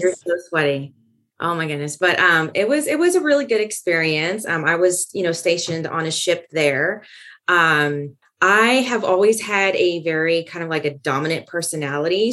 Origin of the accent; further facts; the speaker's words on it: California, United States; moved away as an adult; I was born and raised in California